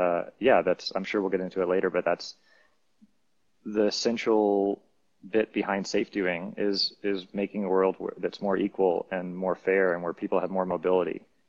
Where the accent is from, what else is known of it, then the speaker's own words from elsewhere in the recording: United States; now in Medellin, Colombia; as an American citizen